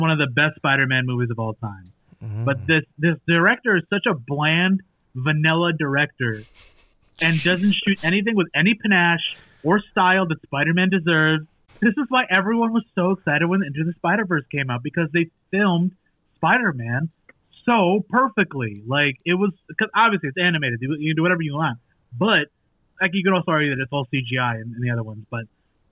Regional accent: New York City, New York, United States; I grew up in Brooklyn

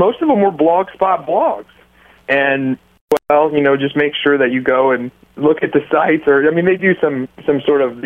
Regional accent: United States; I'm an American

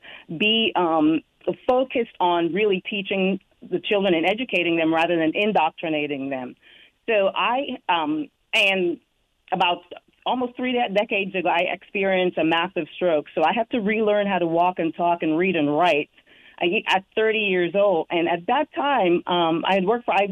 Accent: Connecticut, United States; now in South Carolina, United States; I was raised in Connecticut, but that is not where I have chosen to settle

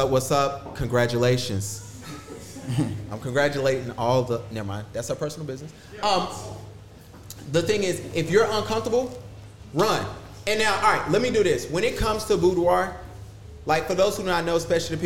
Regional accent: Huntersville, North Carolina, United States; I grew up in Huntersville

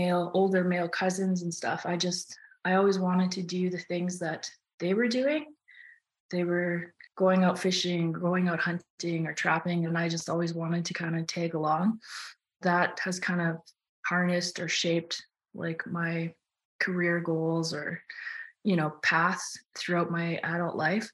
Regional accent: Tadoule Lake, Manitoba, Canada; also born or lived in Churchill, Manitoba; now in Yukon, Canada; I was born in Churchill, Manitoba, and we moved to Tuduli Lake when I think I was two or something. And so all my first memories come from being in Tuduli.

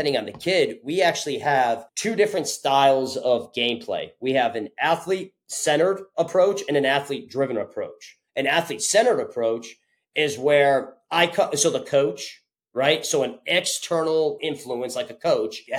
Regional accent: Connecticut, United States; originally, I'm from Connecticut. So I grew up about 25 minutes south from Storrs, where UConn is

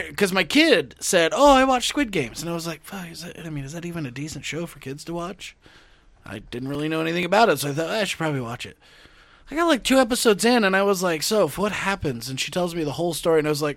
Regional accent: Deep South, United States; I'm from the South, the Deep South.

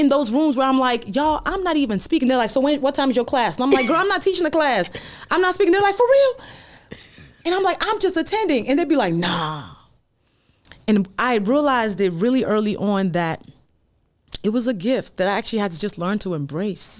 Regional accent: Nigeria; I'm Nigerian

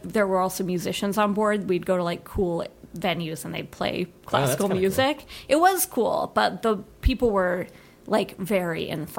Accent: Colorado, United States; moved away as an adult; also born or lived in New York City; even though we are from Colorado, we just all happen to live in New York

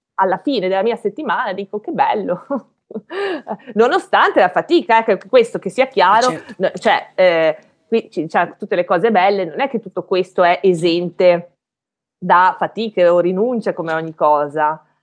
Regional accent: Belluno, Veneto, Italy; moved away as an adult; also born or lived in Padua; io non sono di Padova, io sono di Belluno, quindi, e, alte, e quindi vissu, vivevo in montagna

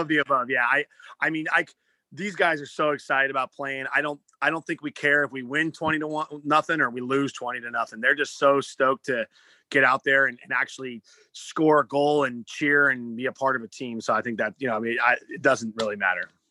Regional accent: Seattle, Washington, United States; moved away as an adult; also born or lived in Davis, California; When I grew up in Washington, uh, I played club water polo

